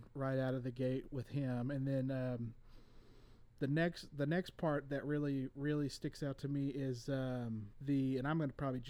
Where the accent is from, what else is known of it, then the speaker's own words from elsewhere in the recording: Northeast Oklahoma, United States; also born or lived in California; So I'm definitely not a hick, and I'm for sure not a redneck. I understand that because, yeah, you know, I'm from Northeast Oklahoma.